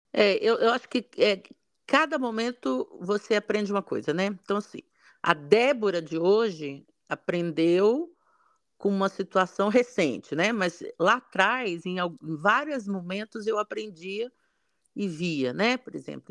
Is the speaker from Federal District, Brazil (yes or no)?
yes; Brasília, Federal District, Brazil; eu nasci no, no em Brasília, né? Região de Cerrado, muito seco